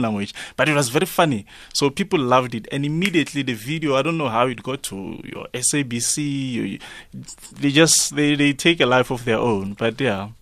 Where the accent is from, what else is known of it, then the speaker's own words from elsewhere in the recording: Ivory Park, Gauteng, South Africa; I come from Ivory Park.